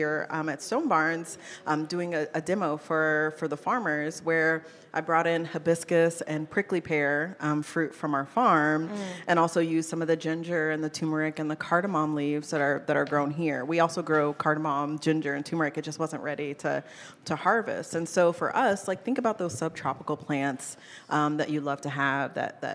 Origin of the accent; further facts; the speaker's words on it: Kansas City, Missouri, United States; now in Georgia, United States; I'm originally from Kansas City, Missouri.